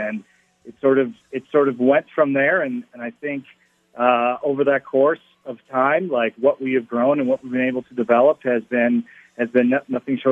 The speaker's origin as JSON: {"language": "English", "region": "Minnesota", "country": "United States", "tie": "born or raised there", "also_born_or_lived": "Denver", "moved": "as an adult", "said": "I grew up in Minnesota"}